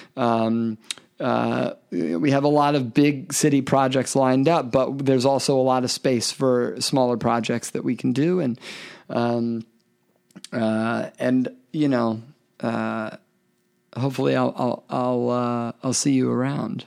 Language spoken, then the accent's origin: English; Memphis, Tennessee, United States; I'm from Memphis. I, I'm from the South, the, the, the Bible Belt